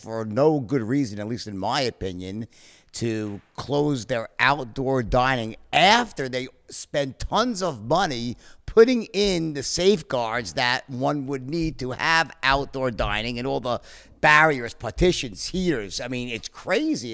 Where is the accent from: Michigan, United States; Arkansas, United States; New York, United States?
New York, United States; Long Island; when I was very young, we grew up in Long Island, both of us